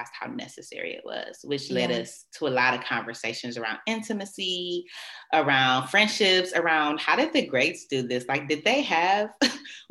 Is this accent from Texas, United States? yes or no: no; Detroit, Michigan, United States; I am from Detroit proper